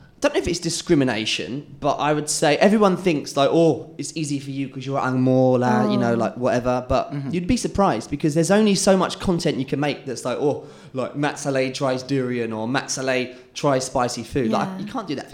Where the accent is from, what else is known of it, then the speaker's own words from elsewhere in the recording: England, United Kingdom; moved away as an adult; now in Malaysia; I'm English